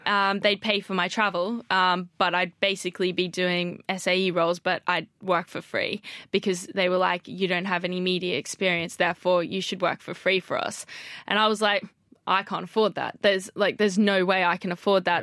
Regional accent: Australia; moved away as an adult; now in London, United Kingdom; I'm from Australia

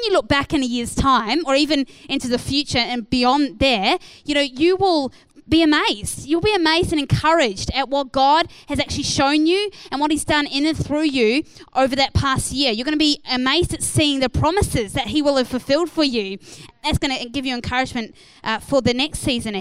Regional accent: New Zealand; moved away as an adult; now in Australia; I moved from New Zealand to Australia when I was 21 years old

